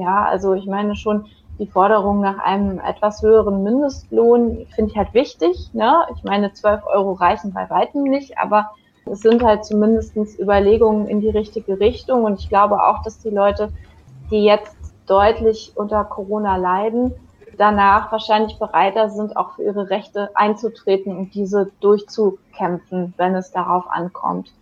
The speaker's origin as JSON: {"language": "German", "country": "Chile", "tie": "born or raised there", "moved": "yes", "lives_now": "Germany", "said": "in meine alte Heimat nach Chile"}